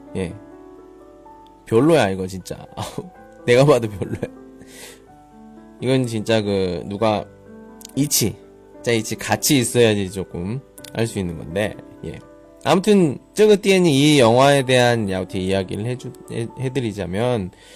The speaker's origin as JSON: {"language": "Korean", "region": "Daejeon", "country": "South Korea", "said": "저는 따티엔, 대전 사람이에요"}